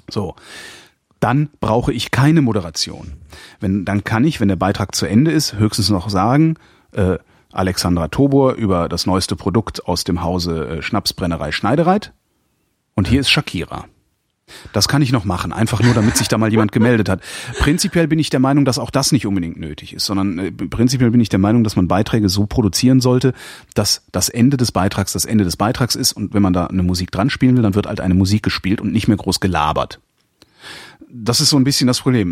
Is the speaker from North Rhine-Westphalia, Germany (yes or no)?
yes; Cologne, North Rhine-Westphalia, Germany; ich lege gesteigerten Wert darauf, kein Berliner zu sein, ich bin Kölner